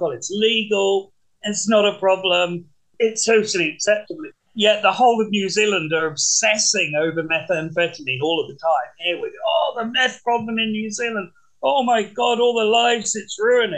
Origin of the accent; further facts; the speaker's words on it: England, United Kingdom; when I grew up in England